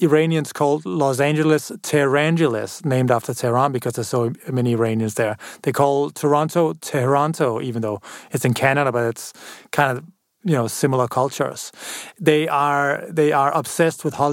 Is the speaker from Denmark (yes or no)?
yes; Denmark; a blonde, blue-eyed guy from Denmark